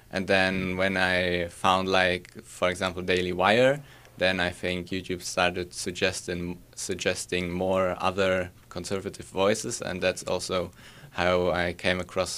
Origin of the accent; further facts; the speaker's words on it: Pardubice, Pardubice Region, Czechia; English is a second language; from the Czech Republic, and I'm 17 years old.